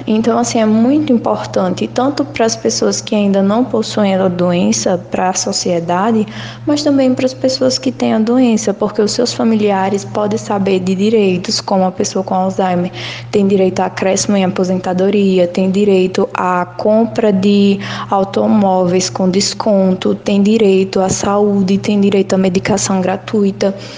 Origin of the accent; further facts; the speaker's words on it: Lagoa da Canoa, Alagoas, Brazil; moved away as an adult; now in Maceió, Brazil; Lagoa da Canoa, que é a minha cidade natal. Então eu saí de lá para fazer jornalismo aqui na UFAL